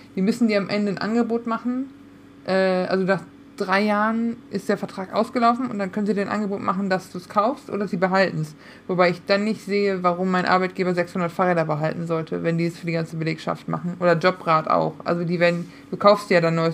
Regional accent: Münsterland, North Rhine-Westphalia, Germany; moved away; ich bin aus dem Münsterland. Nicht viel ist katholischer als wir

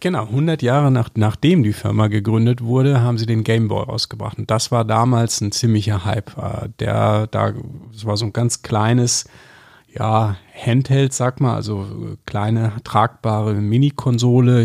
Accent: area west of Düsseldorf, North Rhine-Westphalia, Germany; born or raised there; now in Munich, Germany

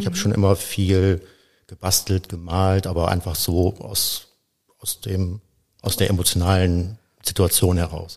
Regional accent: between Cologne and Aachen, North Rhine-Westphalia, Germany; Ich komme eigentlich aus dem Rheinland, also ja. bin in, zwischen Köln und Aachen geboren und natürlich mit der Karnevalstradition aufgewachsen.

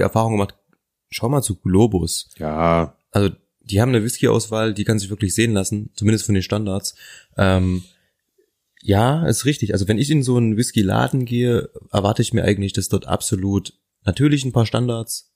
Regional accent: Thuringia, Germany; Ich komme aus Thüringen. Meine Eltern haben Anfang der 2000er ein Haus gebaut und natürlich hatten wir im Keller auch einen Partyraum.

